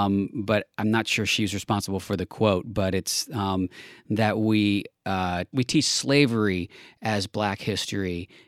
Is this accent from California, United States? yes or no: no; Texas, United States; And growing up in Texas, now we see in the news just a couple of days ago about literally banning books that are talking about race.